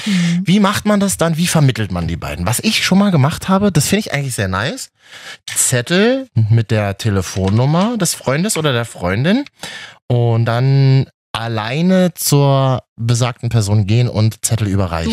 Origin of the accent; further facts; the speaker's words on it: Berlin, Germany; ich bin ja in Berlin groß geworden